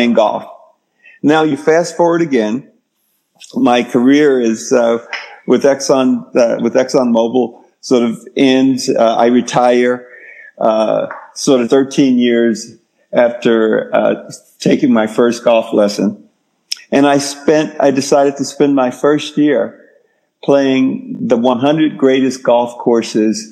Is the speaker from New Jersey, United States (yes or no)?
no; Texas, United States; I grew up in Texas.